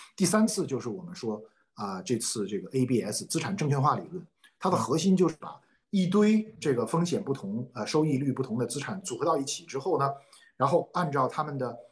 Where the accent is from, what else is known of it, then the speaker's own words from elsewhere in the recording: China; 我们中国人